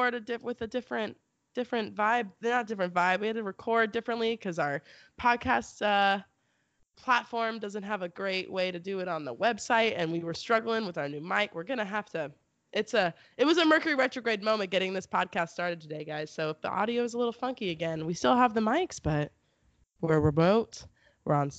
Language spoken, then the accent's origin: English; Texas, United States; I'm from Texas, which is like definitely the South